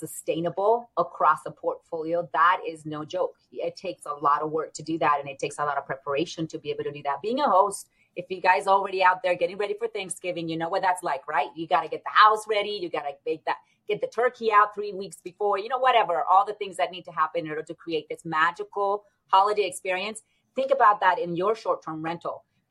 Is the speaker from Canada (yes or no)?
no; Puerto Rico; moved away; I come from Cuban family. My father was an engineer at a 5-star hotel when we first moved to the island of Puerto Rico. And that's where I was raised